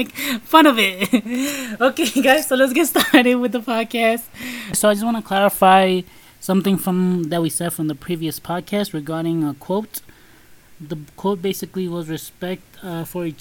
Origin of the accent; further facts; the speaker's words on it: New York City, New York, United States; we were raised in Brooklyn